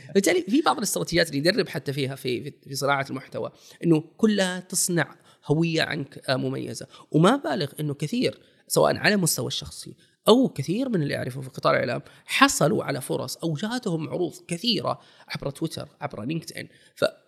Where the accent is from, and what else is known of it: Saudi Arabia